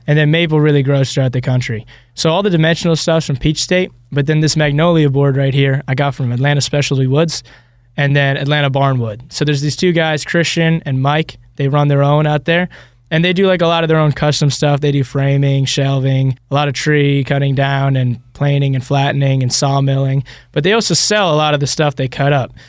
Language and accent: English; Ireland; now in Alpharetta, United States; I was born in, uh, Ireland, but currently me and my two partners, we're all living